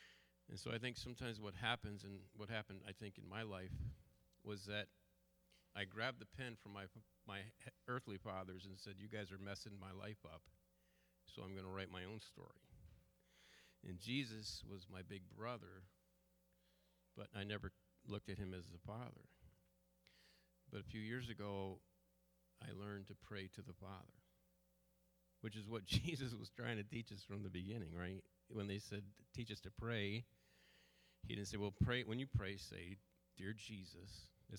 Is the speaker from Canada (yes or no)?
no; Munster, Ireland; I have Irish roots. … I'm from County Clare, Ireland, you know.